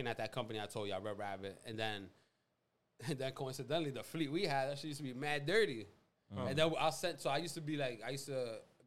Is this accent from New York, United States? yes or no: yes; New York City, New York, United States; I grew up on Bailey on 225th